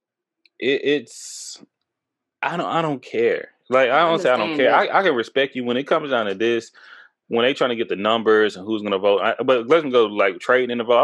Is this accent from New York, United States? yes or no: no; Texas, United States; I'm from Texas